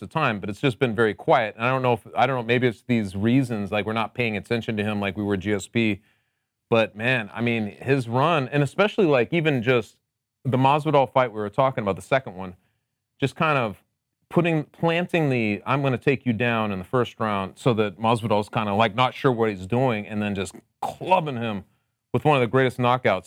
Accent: Connecticut, United States; I'm also from Connecticut, but I am known as the mayor of the Mu-, nutmeg state

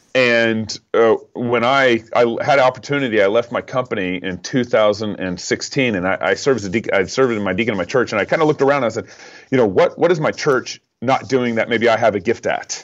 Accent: Texas, United States; now in Idaho, United States; I live in Idaho. Although I grew up in Texas.

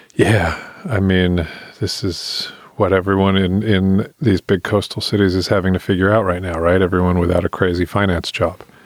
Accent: England, United Kingdom; moved away; I grew up in England, and I went to Church of England schools

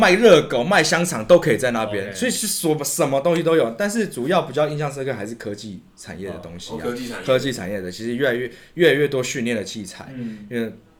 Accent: Taiwan; 所以他们会知道我们是就是从台湾来的

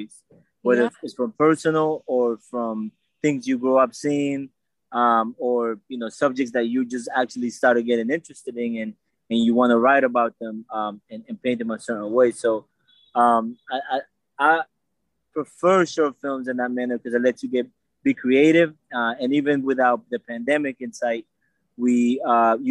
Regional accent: Bridgeport, Connecticut, United States; I am from Bridgeport.

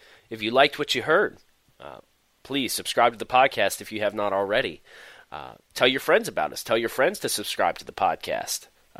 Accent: Philadelphia, Pennsylvania, United States; So in my hometown of Philadelphia, so Joe is coming up.

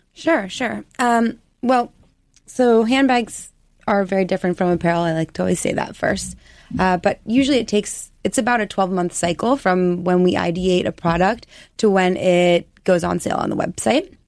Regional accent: Colorado, United States; moved away as an adult; also born or lived in New York; I'm a Colorado girl. I'm from the West. I came to New York to go to Parsons

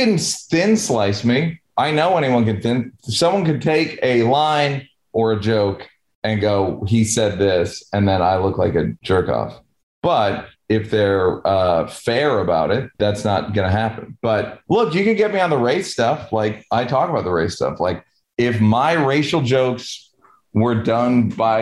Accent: New York, United States; now in Venice, California, United States; I'm from New York

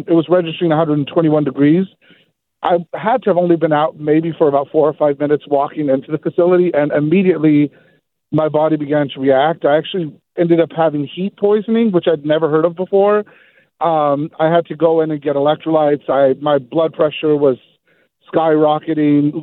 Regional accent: Seaside, California, United States; I'm born and raised in Seaside, California

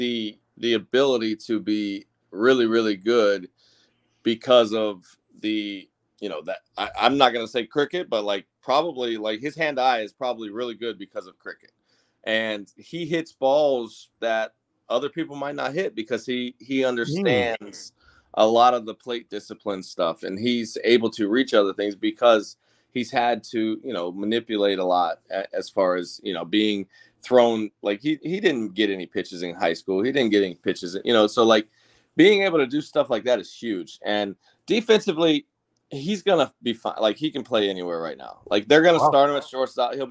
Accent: Clearwater, Florida, United States; my hometown.

